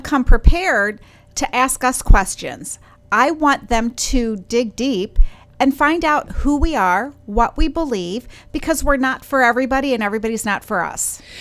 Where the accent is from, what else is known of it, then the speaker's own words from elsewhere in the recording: Wisconsin, United States; I am from Wisconsin